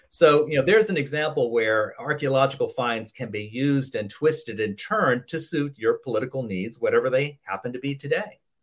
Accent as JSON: {"language": "English", "area": "near Jamestown", "region": "Virginia", "country": "United States", "tie": "born or raised there", "said": "I grew up near near Jamestown, the first uh, the first permanent settlement in the New World"}